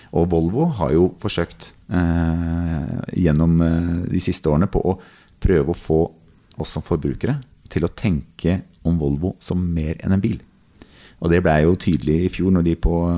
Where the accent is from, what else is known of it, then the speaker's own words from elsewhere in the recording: Sørlandet, Norway; Jeg er oppvokst på Sørlandet